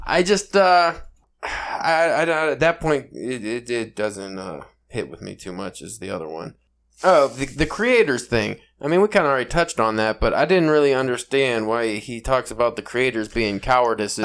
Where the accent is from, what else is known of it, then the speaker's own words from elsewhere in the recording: Pittsburgh, Pennsylvania, United States; accent: Pittsburgh East style; my awful Pennsylvania, Pittsburgh East style accent